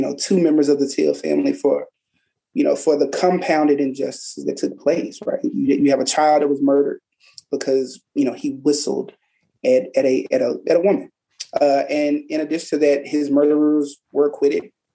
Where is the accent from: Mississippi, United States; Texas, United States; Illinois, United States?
Mississippi, United States; Tallahatchie County; I'm born and raised in Tallahatchie County